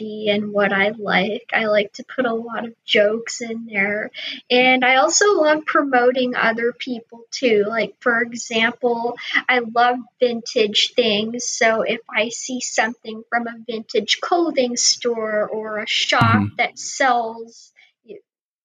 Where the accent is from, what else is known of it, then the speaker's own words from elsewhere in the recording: Clearwater, Florida, United States; I was born in Clearwater, Florida.